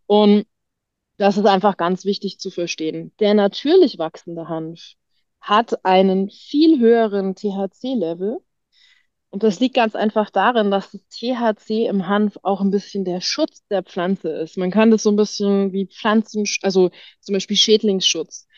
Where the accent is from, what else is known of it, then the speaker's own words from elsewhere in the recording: Germany; moved away; also born or lived in Tyrol, Austria; bin gebürtig Deutsche